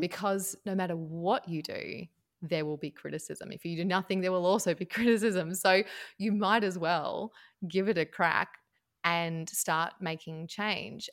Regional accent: Tasmania, Australia; moved away as an adult; also born or lived in Melbourne, Victoria, Australia; I am from Tasmania, right down the bottom of Australia

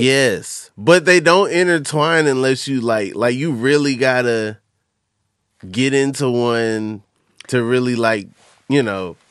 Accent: Atlanta, Georgia, United States; I'm from Atlanta

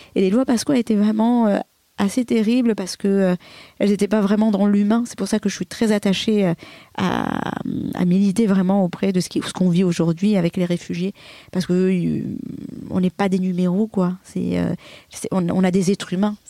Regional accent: Comoros; born or raised there

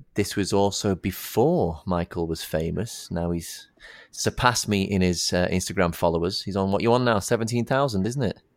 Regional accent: the north of England, United Kingdom; moved away; we live down here, obviously. I'm a northerner

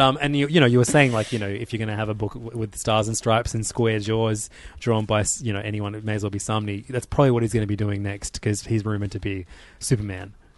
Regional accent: Australia; as an Australian

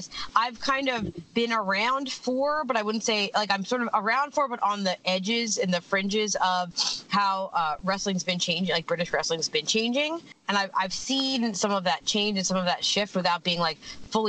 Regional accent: Pennsylvania, United States; where I grew up in Pennsylvania, in the States, pickled beets are very much a thing

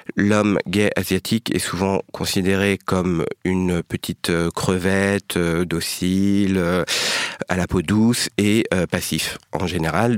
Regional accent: France; d'origine vietnamienne, né en France, grandi en France

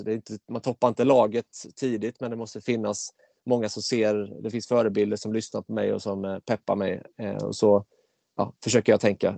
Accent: Mullsjö, Jönköping County, Sweden; jag kom in i kommunfullmäktige hemma i Mullsjö som 19-åring

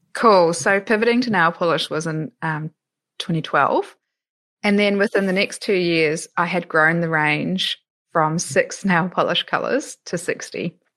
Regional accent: New Zealand; moved away as an adult; also born or lived in Melbourne, Australia; now in Europe; I'm originally from New Zealand, but spent eleven and a half years living in Melbourne.

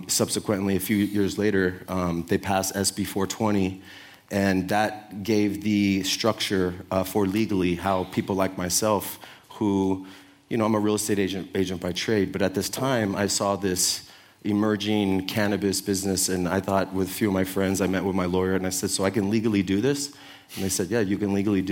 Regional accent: San Francisco, California, United States; I'm from the Sunset District, and we made the Sunset Sherbet

